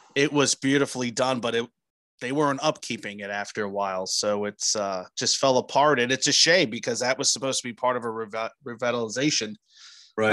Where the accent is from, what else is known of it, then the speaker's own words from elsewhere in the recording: New Jersey, United States; I grew up in New Jersey